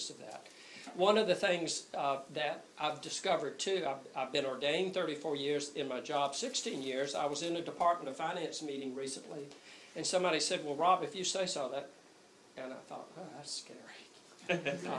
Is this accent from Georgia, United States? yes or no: yes; Columbus, Georgia, United States; moved away; I'm actually from Columbus, Georgia